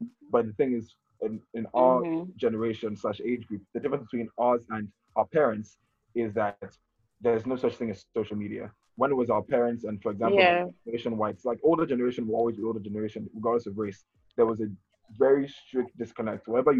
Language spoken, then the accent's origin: English; Ibadan, Oyo, Nigeria; moved away as an adult; also born or lived in Boston, Massachusetts; now in Chicago, United States; I was born in Boston, Massachusetts, but I've lived in Ibadan for all of my life, and I now go to school in Chicago at IIT studying architecture in a really diverse community. And I'm from SLK in Osun State.